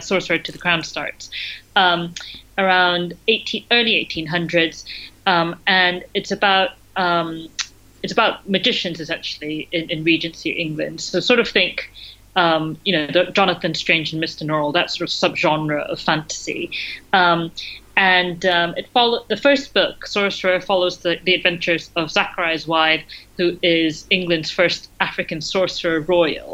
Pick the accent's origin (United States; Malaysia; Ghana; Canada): Malaysia; moved away as an adult; now in United Kingdom; I grew up in Malaysia